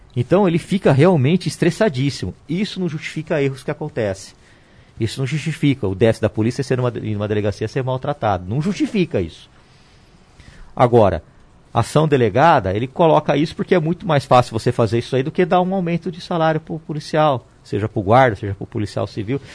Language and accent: Portuguese; Ribeirão Preto, São Paulo, Brazil; Sou de Ribeirão Preto.